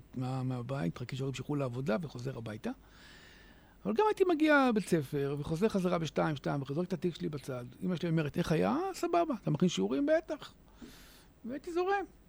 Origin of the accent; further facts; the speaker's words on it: Hadera, Haifa District, Israel; אז אני הגעתי מהשכונה בחדרה